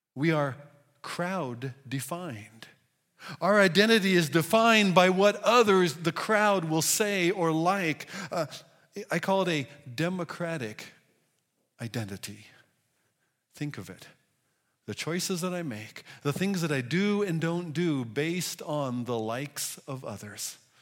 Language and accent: English; United States; as American individuals